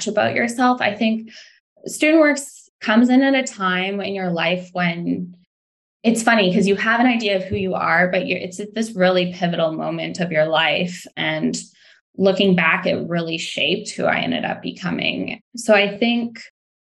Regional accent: Quesnel, British Columbia, Canada; I grew up in Quesnel. I'm not sure if you're familiar with it, but it's a small town about 7 hours north of Vancouver

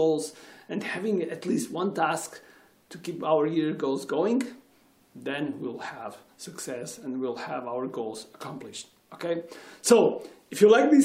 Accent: Portugal

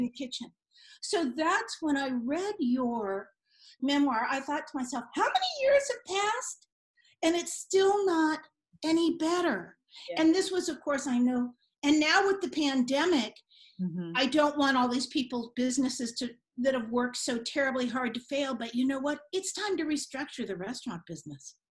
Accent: San Francisco, California, United States; also born or lived in Marin; I grew up in San Francisco

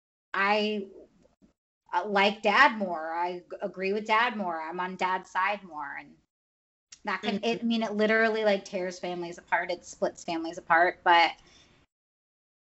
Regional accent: the South, United States; moved away as an adult; also born or lived in Florida; now in California, United States; we grew up in the South. So we're just Southern people

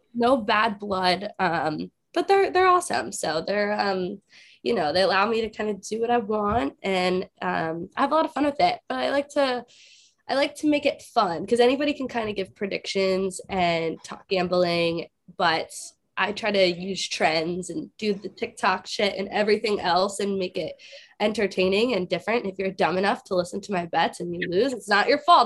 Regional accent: South Florida, United States; I'm from South Florida

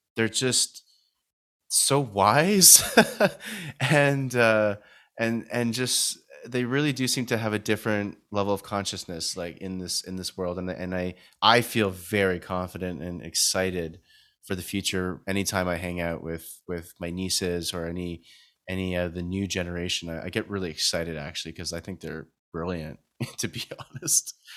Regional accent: Canada; now in Vancouver, Canada; from Canada

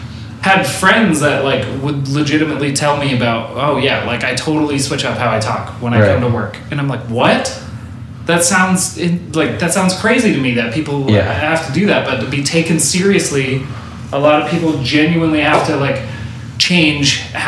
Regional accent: Montana, United States; moved away; also born or lived in Los Angeles; growing up in Montana with such a small population of anybody but white people

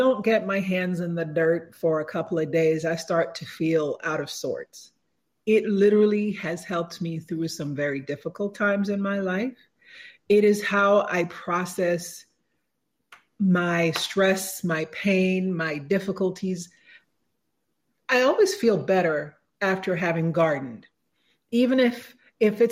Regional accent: Jamaica; moved away; I was born in Jamaica, and there, most of what you eat, you raise.

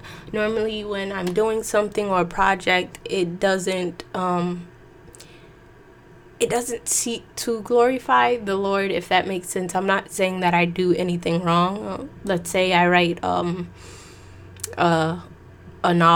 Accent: New York, United States; I'm from New York

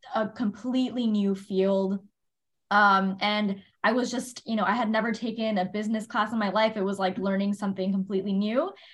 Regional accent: Miami, Florida, United States; moved away; i was born and raised in miami Florida

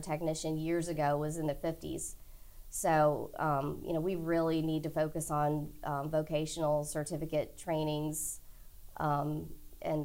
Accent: Sussex County, Virginia, United States; also born or lived in Petersburg, Virginia; I grew up in Sussex County, so I've always been in and around Petersburg

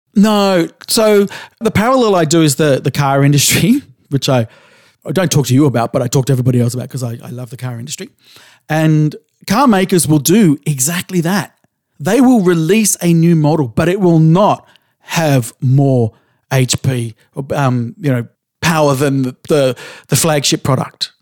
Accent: Australia; I grew up in Australia in the seventies

